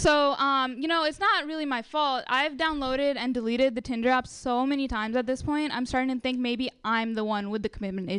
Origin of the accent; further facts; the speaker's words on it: India; now in United States; I'm Indian.